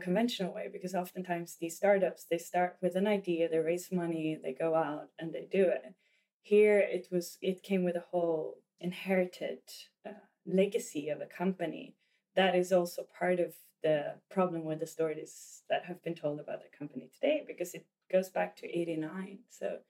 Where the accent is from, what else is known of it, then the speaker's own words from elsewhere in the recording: Sweden; growing up in Sweden. And at the time I was growing up, there was not a lot of mixed kids. I grew up in a very white community.